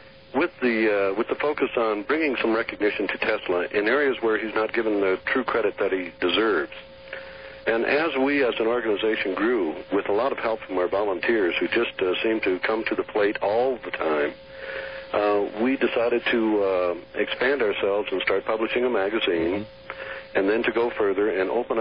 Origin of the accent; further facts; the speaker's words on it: Saint Paul, Minnesota, United States; also born or lived in Iowa / Nebraska / East Coast; now in Colorado, United States; I grew up in Minnesota. I lived in the St. Paul area.